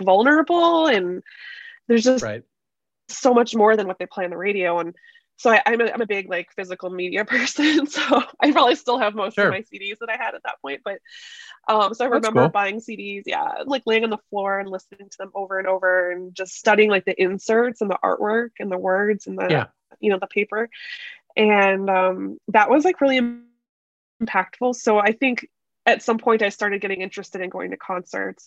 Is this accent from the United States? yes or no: yes; Chicago, Illinois, United States; I grew up in Chicago. So we're always just kind of like just around the outskirts of that proper city.